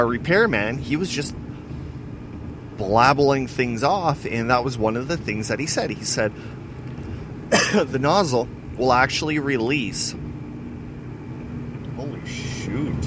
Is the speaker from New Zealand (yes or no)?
no; Weyburn, Saskatchewan, Canada; born or raised there